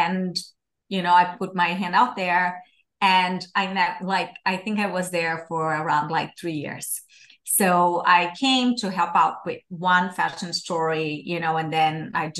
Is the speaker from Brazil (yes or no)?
yes; Brazil; moved away; I'm from Brazil originally.